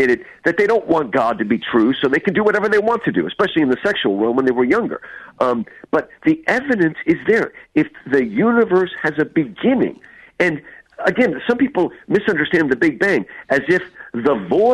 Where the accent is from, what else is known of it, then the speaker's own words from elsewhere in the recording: United States; I grew up in New Jersey, New York